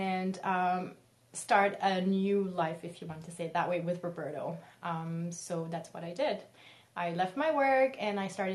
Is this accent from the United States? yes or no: no; Senegal; English is a second language; moved away as an adult; also born or lived in Montreal; I'm a Lebanese, born and raised in Senegal, West Africa. I've lived there my entire life until the age of 18